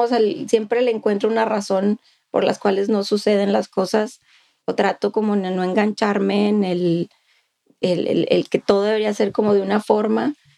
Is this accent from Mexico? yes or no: yes; Monclova, Coahuila, Mexico; now in Austin, United States; al menos en Monclova es un estigma muy fuerte de donde yo soy